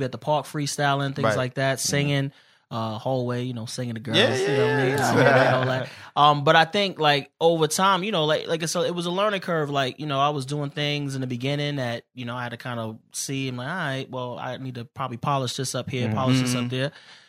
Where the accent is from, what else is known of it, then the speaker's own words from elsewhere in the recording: Brooklyn, New York, United States; Brooklyn, BK in the building.